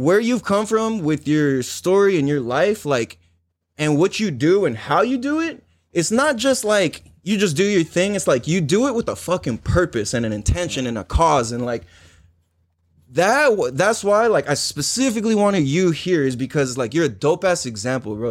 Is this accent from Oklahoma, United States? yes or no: no; San Diego, California, United States; growing up in Miramesa